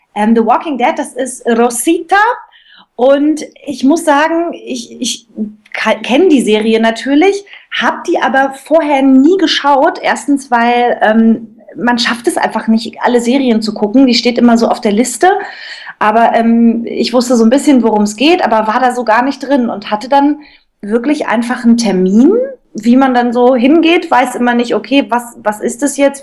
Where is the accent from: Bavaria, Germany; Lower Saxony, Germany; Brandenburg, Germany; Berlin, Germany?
Brandenburg, Germany; Cottbus; also ich komme aus Cottbus, so ein Brandenburger Mädel, und habe ganz früh in Cottbus schon angefangen ähm, zu singen und war im Cottbuser Kindermusical.